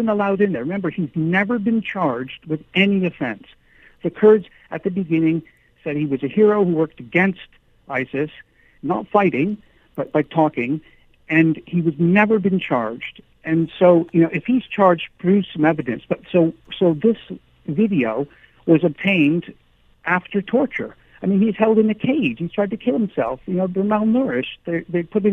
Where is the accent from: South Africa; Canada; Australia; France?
Canada; now in United Kingdom; my wife and I are both Canadian